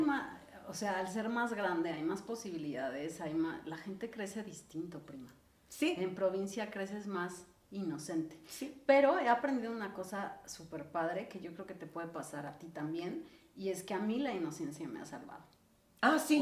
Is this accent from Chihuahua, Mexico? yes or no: no; Ixtapan de la Sal, State of Mexico, Mexico; now in Mexico City, Mexico; yo crecí en Ixtapan del Asalto